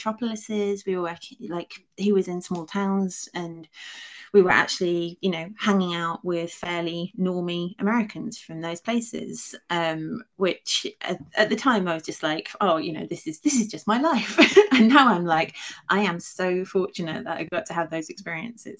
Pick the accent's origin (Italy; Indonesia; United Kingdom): United Kingdom; unlike most people who grew up in the UK, I did have a small amount of direct experience of it because for a few years my dad was working in the United States